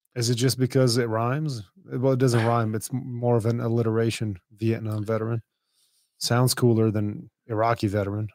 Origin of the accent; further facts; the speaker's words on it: Dubai, United Arab Emirates; I grew up in a pretty rough place. I mean, I grew up in Dubai.